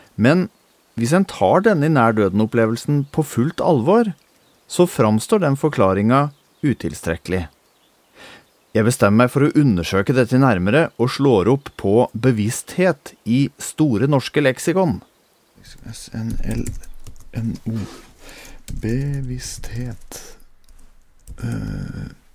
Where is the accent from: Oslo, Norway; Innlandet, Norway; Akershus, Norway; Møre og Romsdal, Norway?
Innlandet, Norway; Toten; Her har jeg vokst opp og levd store deler av livet mitt.